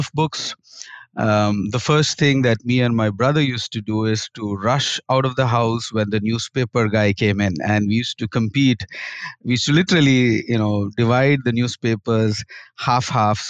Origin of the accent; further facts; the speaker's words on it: Kharagpur, West Bengal, India; I grew up in India in a state called West Bengal, and my first school was in a small town called Kharagpur.